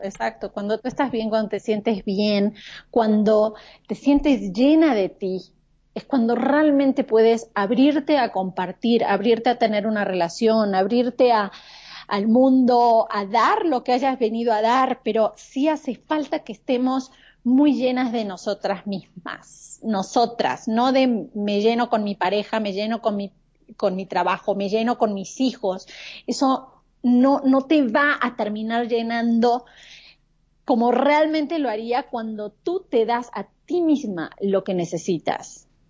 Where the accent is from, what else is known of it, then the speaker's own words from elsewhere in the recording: Argentina; moved away as an adult; now in Mexico City, Mexico; soy de Argentina, pero vivo en la Ciudad de México hace casi seis años